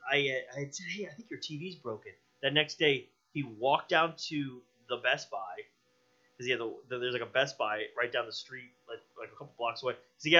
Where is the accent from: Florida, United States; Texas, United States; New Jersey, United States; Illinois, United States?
Florida, United States; Brandon; also born or lived in MacDill Air Force Base, Tampa / Bradenton / Sarasota; now in St. Petersburg, United States; I was born in MacDill Air Force Base. I grew up in Brandon. And I went to USF. I've lived in Bradenton, Sarasota for a few years. But I've lived in St. Pete now about seven years now.